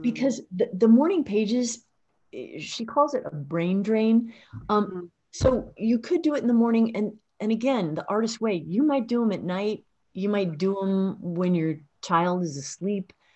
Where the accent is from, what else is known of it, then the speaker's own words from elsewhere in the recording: Illinois, United States; accent: midwestern; I'm also from Illinois